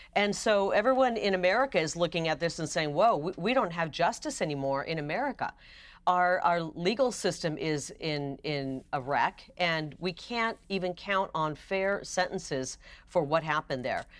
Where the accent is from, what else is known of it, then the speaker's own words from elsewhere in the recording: United States; as an American